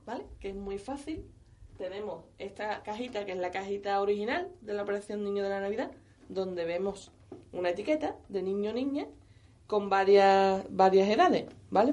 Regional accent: San Fernando, Andalusia, Spain; soy de San Fernando

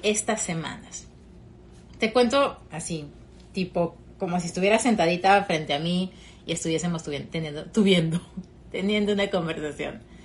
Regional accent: Peru; moved away as an adult; now in Fort Lauderdale, United States; Soy peruana, llevo ya casi tres años viviendo aquí en Estados Unidos

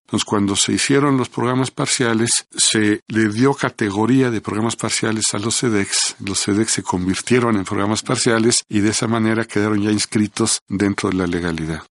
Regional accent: Mexico; como mexicano

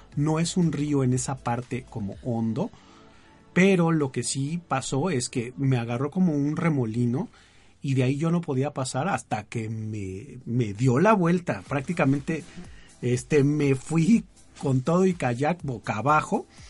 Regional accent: Mexico City, Mexico; los que somos de Distrito Federal o de la Ciudad de México

